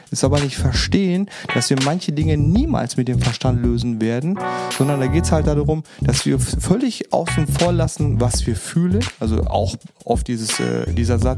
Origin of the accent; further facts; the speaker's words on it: North Rhine-Westphalia, Germany; born there; now in Düsseldorf, Germany; Ich bin 42 Jahre alt, wohnhaft in Düsseldorf, gebürtiger Sauerländer.